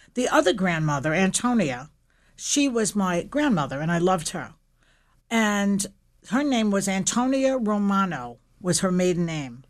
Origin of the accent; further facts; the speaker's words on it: New York City, New York, United States; I grew up in Williamsburg, Brooklyn